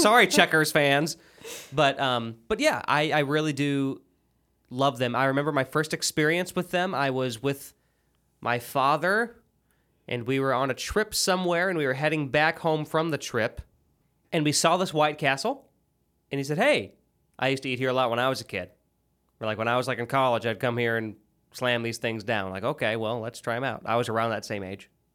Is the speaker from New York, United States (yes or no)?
no; Illinois, United States; now in Tennessee, United States; I'm from Illinois